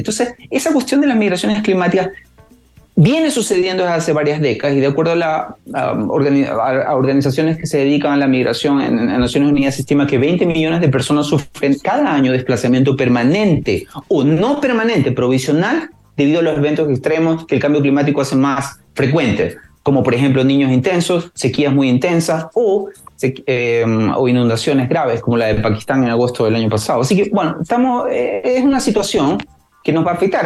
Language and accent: Spanish; Ecuador; moved away as an adult; now in Chile; yo soy de Ecuador.